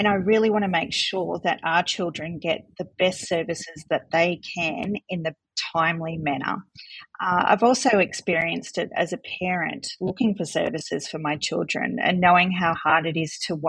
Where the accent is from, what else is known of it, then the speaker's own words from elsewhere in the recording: North Coast, New South Wales, Australia; moved away as an adult; also born or lived in Melbourne, Australia; now in Coonabarabran, Australia; I grew up on the North Coast and moved to Melbourne to do the course in speech pathology